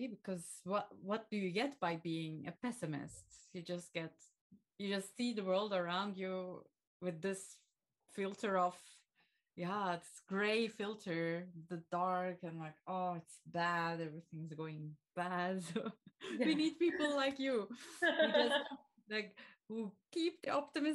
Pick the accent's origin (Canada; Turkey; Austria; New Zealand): Turkey; now in Belgium; my home country, Turkey